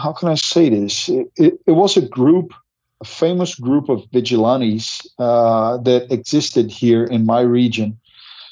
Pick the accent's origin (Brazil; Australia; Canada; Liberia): Brazil; I'm from Brazil